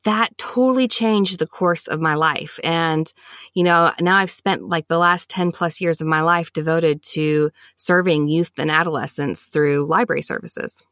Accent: Huntsville, Alabama, United States; I was born and raised here in Huntsville, Alabama

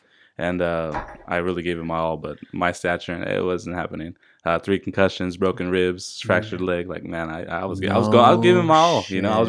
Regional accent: La Habra, California, United States; So I grew up in La Habra.

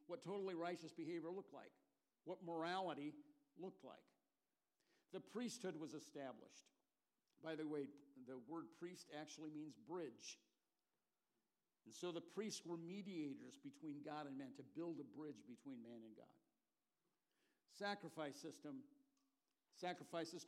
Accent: California, United States; now in Portland, United States; I grew up in California

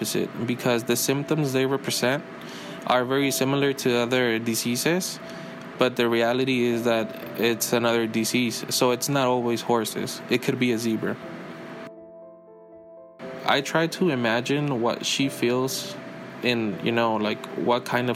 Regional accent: Mexico; moved away; I grew up in Mexico

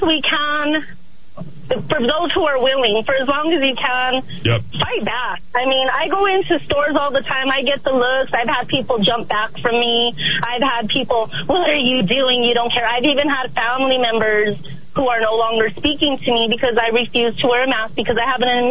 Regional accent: the Valley, New Mexico, United States; I'm a Chicana from the Valley

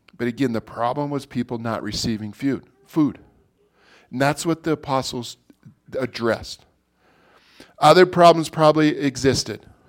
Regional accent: Montana, United States; us native people in Montana

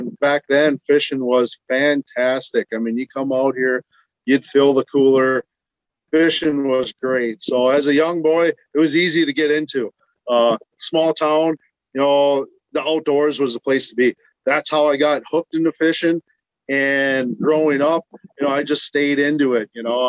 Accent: Kewaunee, Wisconsin, United States; up here. This is my hometown.

